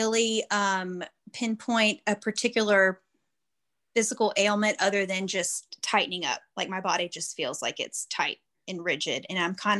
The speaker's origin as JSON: {"language": "English", "region": "Louisiana", "country": "United States", "said": "I'm from Louisiana"}